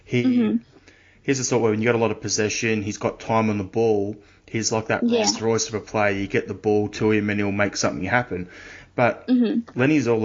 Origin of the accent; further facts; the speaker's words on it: Australia; as an Australian